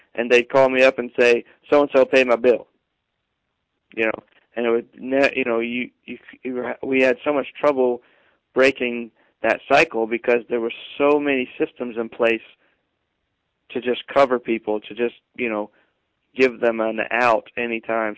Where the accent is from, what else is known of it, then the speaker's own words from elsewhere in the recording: Arkansas, United States; moved away; also born or lived in Lakeland; I'm from Arkansas originally